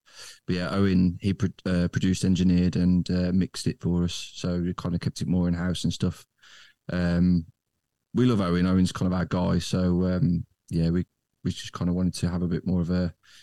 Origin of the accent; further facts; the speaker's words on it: Dudley, West Midlands, United Kingdom; also born or lived in Wolverhampton / Birmingham; I'm from Wolverhampton originally, grew up in Gornal in Dudley